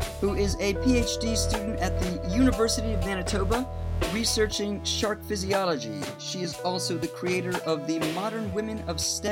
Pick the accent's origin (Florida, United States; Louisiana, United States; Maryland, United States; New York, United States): Maryland, United States; now in England, United Kingdom; I'm also from Maryland.